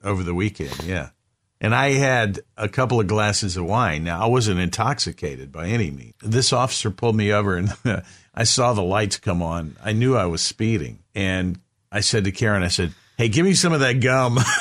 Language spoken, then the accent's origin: English; the South, United States; I grew up in the South.